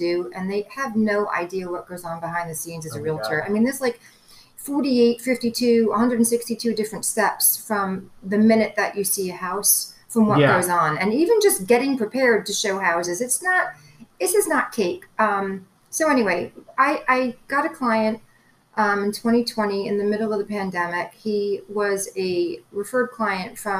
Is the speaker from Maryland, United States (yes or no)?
no; New York, United States; I learned Spanish growing up in New York public schools